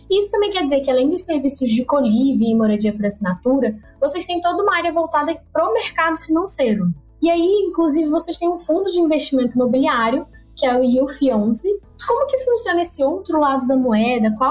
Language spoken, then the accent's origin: Portuguese; Rio de Janeiro, Brazil; now in São Paulo, Brazil; Eu vim lá do Rio de Janeiro e no Rio a gente tem bastante problema com essa parte de moradia